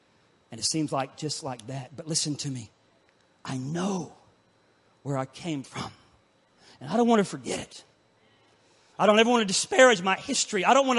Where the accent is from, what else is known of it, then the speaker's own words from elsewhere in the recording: Pensacola, Florida, United States; that little coastal town, my hometown of Pensacola, Florida